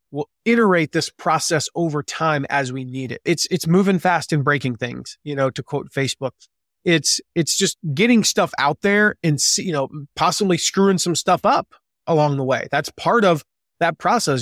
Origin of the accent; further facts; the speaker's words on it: the South, United States; moved away as an adult; now in Fort Wayne, United States; I grew up in the South. I grew up in the nice, warm weather mostly